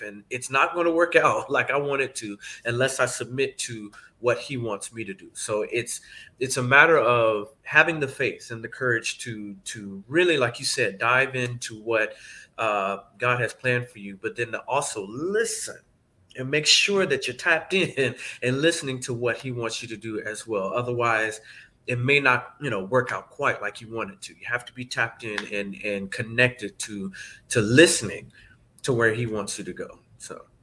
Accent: Atlanta, Georgia, United States; moved away as an adult; also born or lived in Indiana; now in New Jersey, United States; I'm originally from Atlanta, Georgia. Uh, that's where I grew up.

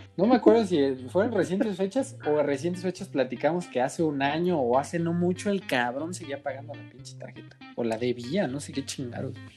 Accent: Mexico; Como buenos mexicanos

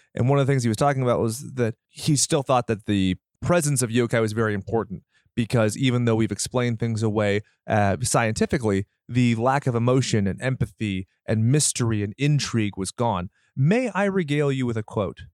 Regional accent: United States

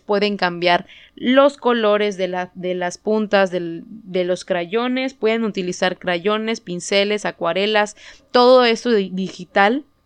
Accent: Mexico; first language Spanish; aquí en México, que nuestra lengua nativa es el español

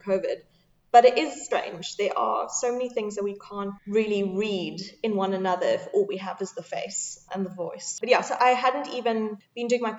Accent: Cape Town, Western Cape, South Africa; also born or lived in Manchester; I'm originally from Cape Town.

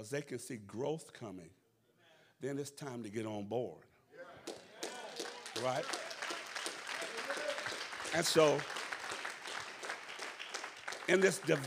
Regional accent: the South, United States; I'm from the South

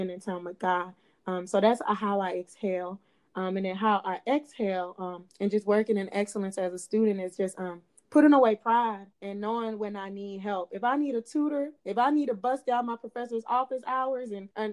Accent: Clay County, Georgia, United States; growing up in Clay County

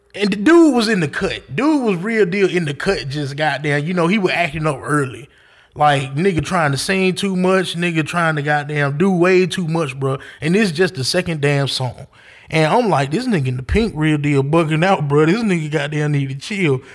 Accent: the South, United States; I'm country. I'm from the South

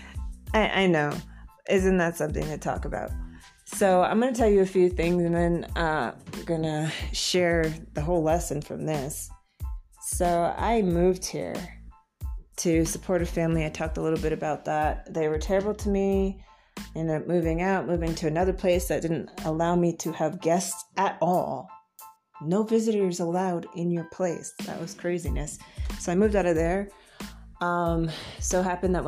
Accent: Florida, United States; moved away as an adult; now in Bogota, Colombia; I'm a transplant from Florida in the U.S. and seeking to settle here

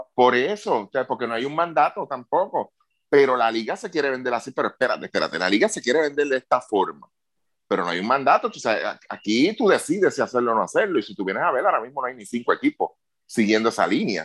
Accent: Puerto Rico; como puertorriqueño

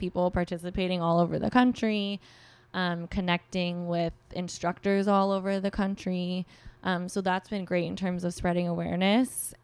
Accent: Orange County, Southern California, United States; moved away as an adult; now in New York, United States; I grew up in Southern California, um, Orange County area

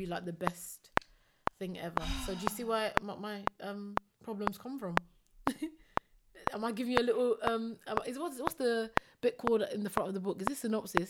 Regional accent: Slough, South East England, United Kingdom; And I'm from Slough.

